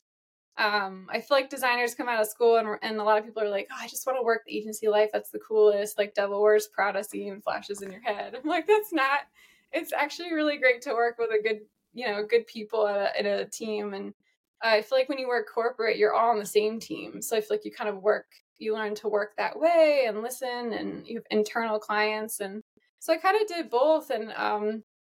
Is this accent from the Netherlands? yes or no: no; East Coast, United States; also born or lived in Chicago; I'm an East Coaster